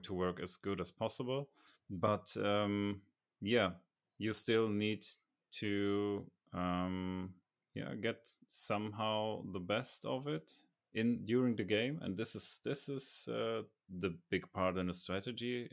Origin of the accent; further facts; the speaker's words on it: Germany; I'm from Germany